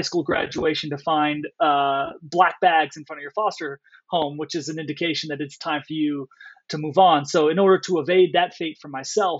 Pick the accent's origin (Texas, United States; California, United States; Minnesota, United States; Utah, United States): California, United States; San Bernardino; I'm originally from San Bernardino, California, which is about an hour outside of Los Angeles. I was born and raised in abject poverty